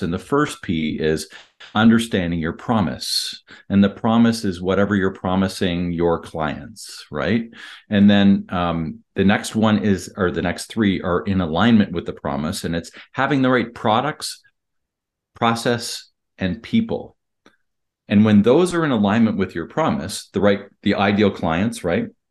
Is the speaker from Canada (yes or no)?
yes; Canada; I'm Canadian